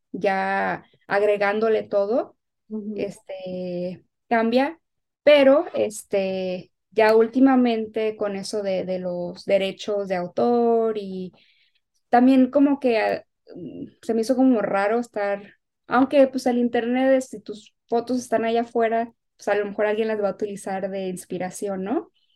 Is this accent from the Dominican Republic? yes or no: no; Guadalajara, Jalisco, Mexico; now in Los Angeles, United States; haber vivido con mi, con mi abuela allá en, Guadalajara